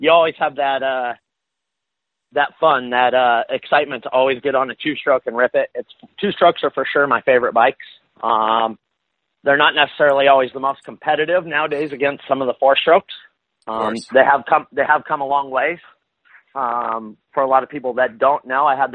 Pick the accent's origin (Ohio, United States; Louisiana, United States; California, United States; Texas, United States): California, United States; Northern; now in Southern California, United States; I was born and raised up in Northern California